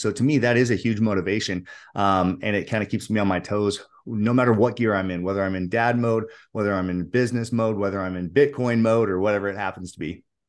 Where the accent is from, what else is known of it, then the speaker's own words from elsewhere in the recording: United States; I'm an, I'm an American, so I'm a, cr-, a Christian